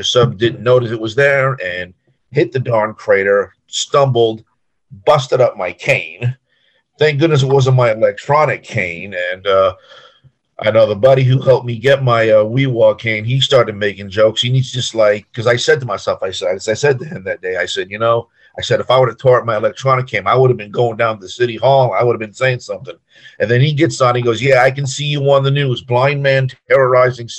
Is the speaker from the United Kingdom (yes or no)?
no; Long Island, New York, United States; now in Kissimmee, United States; I live in Kissimmee, Florida, but I'm originally from New York, Long Island